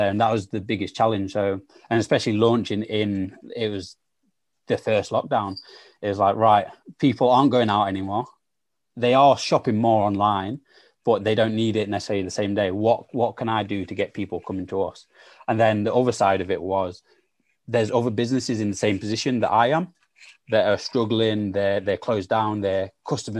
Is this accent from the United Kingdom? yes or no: yes; Sheffield, Yorkshire and the Humber, United Kingdom; also born or lived in South London; I'm from Sheffield, and yes, I've grown up in, again, one of the poorest parts of Sheffield